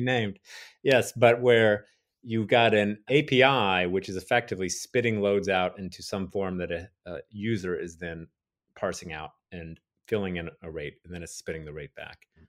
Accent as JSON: {"language": "English", "town": "Dallas", "region": "Texas", "country": "United States", "said": "I'm from Dallas originally"}